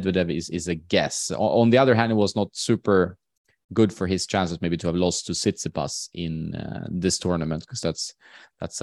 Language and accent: English; Sweden; in my hometown, for example, which is like the fifth or sixth city size wise in Sweden